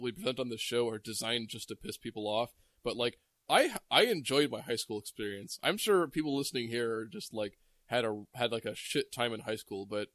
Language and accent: English; San Francisco Bay Area, California, United States; I Bay Area, I've lived here all my life.